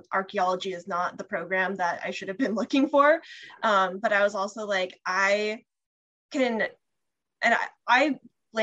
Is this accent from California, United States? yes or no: yes; California, United States; I'm from California.